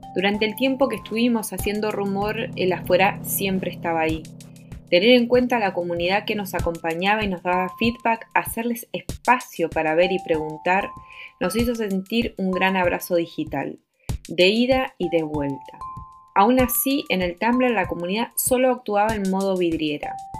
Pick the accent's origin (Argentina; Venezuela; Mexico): Argentina; moved away as an adult; now in Chile; Yo soy artista y gestora argentina y me encuentro viviendo en Chile desde 2015